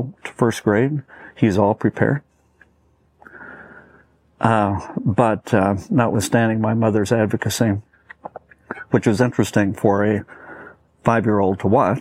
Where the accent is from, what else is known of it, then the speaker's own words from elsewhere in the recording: Portland, Oregon, United States; also born or lived in Los Angeles, California; my father took a job in Portland, Oregon, teaching in college. And so we moved to Portland, Oregon